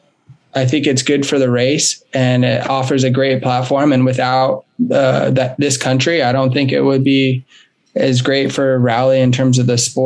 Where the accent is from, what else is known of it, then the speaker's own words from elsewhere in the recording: United States; as an American